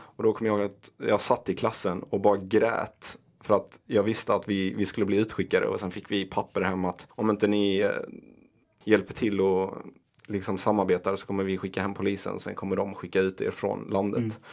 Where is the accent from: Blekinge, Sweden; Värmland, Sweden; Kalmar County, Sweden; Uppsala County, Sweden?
Blekinge, Sweden; Ronneby; moved away as an adult; also born or lived in Iraq / Rosengård, Malmö; now in Stockholm, Sweden; vi flyttade till Ronneby och Kallinge, väldigt liten I byhåla i Blekinge. Mm. Och eh, där växte jag upp, gick eh, högstadiet, gymnasiet